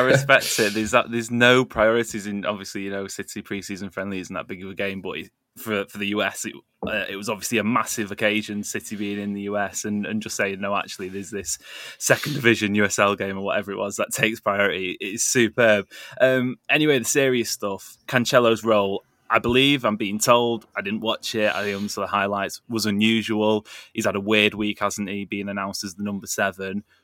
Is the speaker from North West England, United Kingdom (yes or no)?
yes; Greater Manchester, North West England, United Kingdom; as a Mancunian, or, or as a greater Mancunian